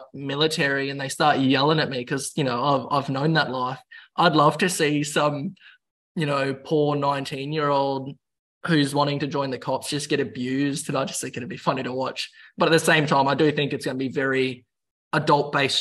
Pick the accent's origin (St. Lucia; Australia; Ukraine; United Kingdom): Australia; Queensland; moved away; I'll go back to my home state and join the police